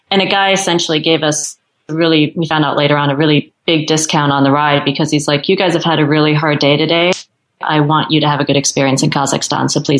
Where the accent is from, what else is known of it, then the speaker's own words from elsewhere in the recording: United States; like I knew there was nothing that anyone had against me as an American, as a tourist.